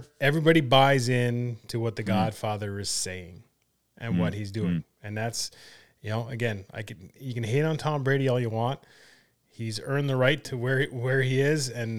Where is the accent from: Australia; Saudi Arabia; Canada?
Canada; I'm a Canadian.